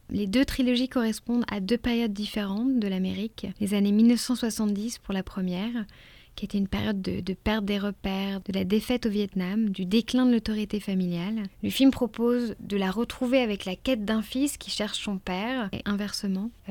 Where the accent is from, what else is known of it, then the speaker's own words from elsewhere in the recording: Chamonix, Auvergne-Rhône-Alpes, France; moi je viens de Chamonix, montagne enneigée, descente de ski face au Mont Blanc, la station de ski comme on en rêve.